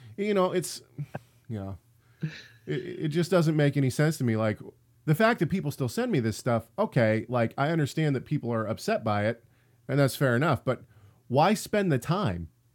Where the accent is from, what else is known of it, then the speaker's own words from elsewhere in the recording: Tacoma, Washington, United States; I'm from Tacoma